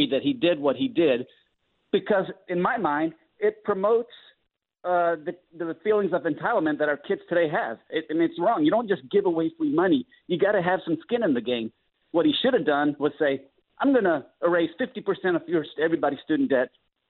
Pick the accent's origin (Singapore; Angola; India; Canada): India; Andhra Pradesh; There's so many … in the world. Where I come from, in the state of Andhra, man, every other Joe Schm